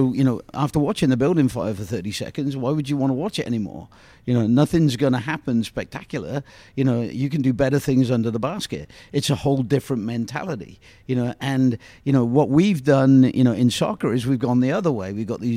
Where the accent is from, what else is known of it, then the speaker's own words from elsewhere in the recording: England, United Kingdom; now in Kansas City, United States; Growing up in England